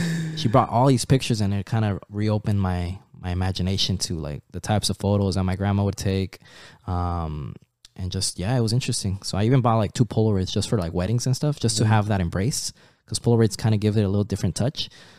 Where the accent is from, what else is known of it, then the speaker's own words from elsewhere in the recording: Anaheim, California, United States; since then I've been here in the United States, growing up in Anaheim, Placencia, like that area.